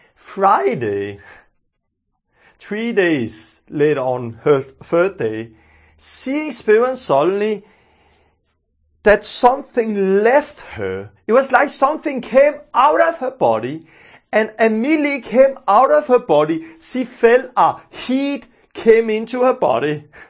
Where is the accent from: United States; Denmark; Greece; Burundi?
Denmark; first language Danish; English is a second language; I'm from Denmark and I speak Danish. And, uh, because I speak Danish, I'm not used to using those English words.